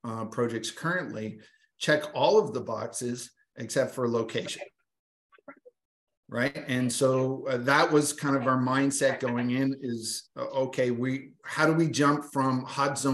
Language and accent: English; Atlantic Canada, Canada; I'm a slow talker because I'm from Atlantic Canada.